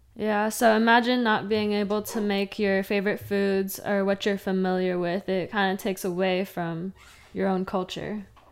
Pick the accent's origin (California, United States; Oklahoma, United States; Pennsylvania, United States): California, United States; Fresno; moved away as an adult; now in Long Beach, United States; I grew up in Fresno and North Fresno, to be specific